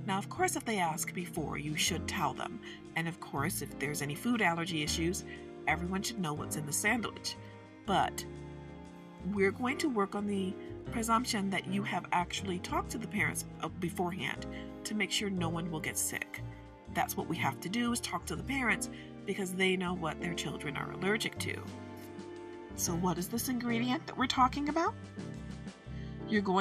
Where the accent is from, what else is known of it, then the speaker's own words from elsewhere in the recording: Midwest of the United States, United States; I am from the Midwest of the United States